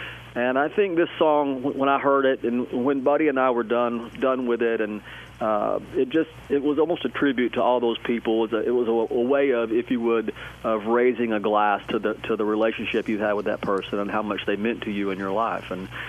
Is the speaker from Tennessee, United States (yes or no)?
yes; Tennessee, United States; And when I grew up in East Tennessee, and I was consumed by so much music. I obviously loved country music.